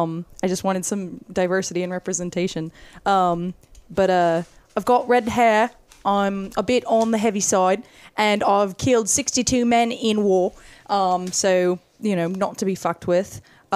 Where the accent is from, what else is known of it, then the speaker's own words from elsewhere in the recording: London, United Kingdom; I'm …. I'm from London. I'm a dwarf. I'm 3'8".